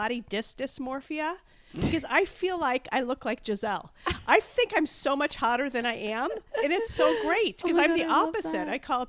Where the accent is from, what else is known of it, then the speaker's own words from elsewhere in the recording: Kansas, United States; moved away; also born or lived in Los Angeles; I'm from Kansas, but I was living